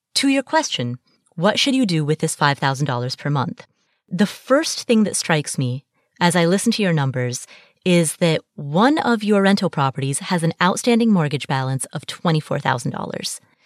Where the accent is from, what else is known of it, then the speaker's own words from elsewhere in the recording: Kathmandu, Bagmati, Nepal; I was born in Kathmandu, Nepal